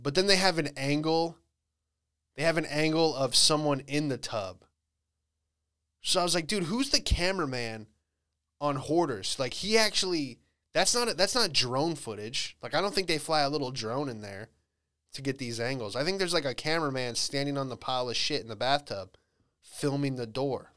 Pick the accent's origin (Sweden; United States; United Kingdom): United States; Bradenton, Florida; moved away; I was back in, uh, Bradenton. Florida, that's where I grew up.